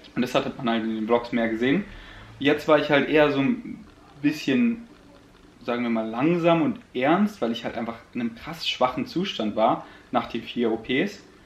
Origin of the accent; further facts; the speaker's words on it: Germany; first language German; also born or lived in Königsleiten, Austria / Berlin / Munich; ich bin 100% Deutscher